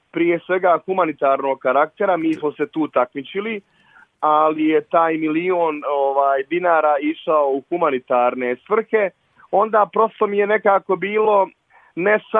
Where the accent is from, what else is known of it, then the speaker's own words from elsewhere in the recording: Sarajevo, Federation of Bosnia and Herzegovina, Bosnia & Herzegovina; kod nas u Sarajevu